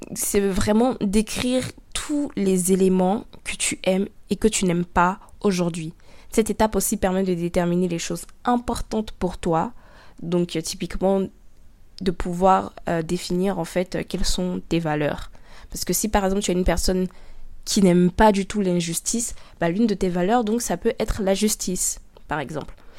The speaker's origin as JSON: {"language": "French", "region": "Abidjan", "country": "Côte d’Ivoire", "tie": "born or raised there", "said": "Je suis noire, africaine, ivoirienne. Je suis née à Abidjan, en Côte d'Ivoire"}